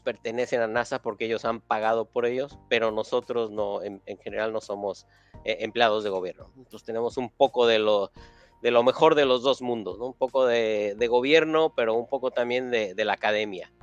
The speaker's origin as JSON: {"language": "Spanish", "region": "Mexico City", "country": "Mexico", "tie": "born or raised there", "also_born_or_lived": "Milwaukee, Wisconsin", "moved": "as an adult", "lives_now": "Pasadena, United States", "said": "yo nací, crecí en la Ciudad de México"}